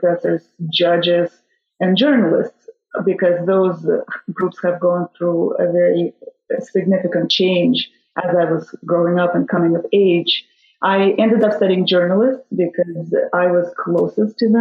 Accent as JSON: {"language": "English", "town": "Kazan", "region": "Tatarstan", "country": "Russia", "tie": "born or raised there", "also_born_or_lived": "Stanford, United States / San Diego, United States / Rotterdam, Netherlands", "moved": "as an adult", "said": "I was born in Russia, in the city of Kazan, the capital of the Republic of Tatarstan over there. I finished my undergraduate work in Russia"}